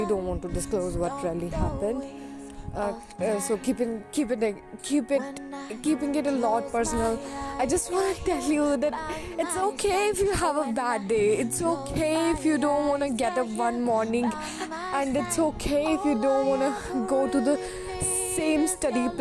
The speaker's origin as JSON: {"language": "English", "country": "India", "said": "I'm even an Indian human"}